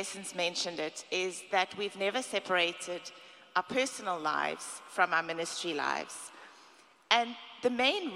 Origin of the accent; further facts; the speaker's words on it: South Africa; now in United States; I'm from South Africa.